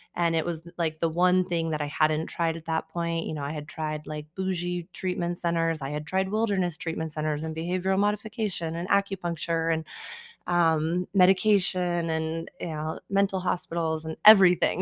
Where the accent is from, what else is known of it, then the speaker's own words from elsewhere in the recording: Colorado Springs, Colorado, United States; also born or lived in Denver; I grew up here in Colorado Springs, um, and I have lived in Denver now since I was eighteen